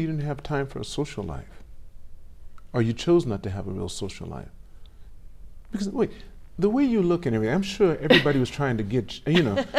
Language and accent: English; Los Angeles, California, United States; I'm from Los Angeles.